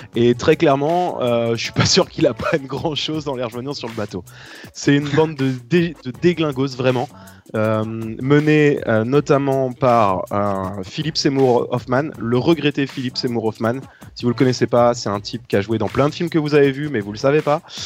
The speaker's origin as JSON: {"language": "French", "region": "northern France", "country": "France", "said": "nous, dans le nord de la France"}